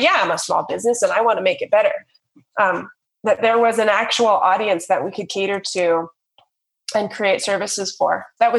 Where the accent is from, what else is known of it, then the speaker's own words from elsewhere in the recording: Navajo Nation, United States; And I also don't speak Navajo. It's not my first tongue. So that is huge on the reservation as well.